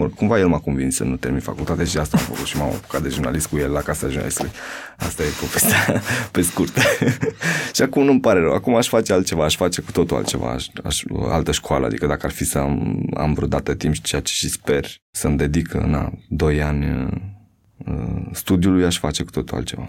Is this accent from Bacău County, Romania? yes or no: yes; Buhuși, Bacău County, Romania; moved away; Sunt din Bucuști